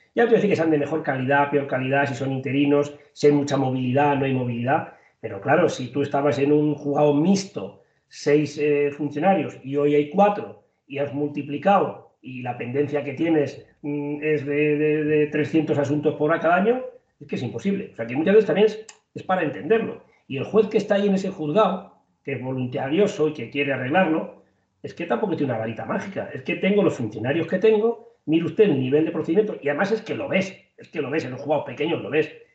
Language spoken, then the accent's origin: Spanish; Toledo, Castilla-La Mancha, Spain; en mi tierra, en mi zona, en Toledo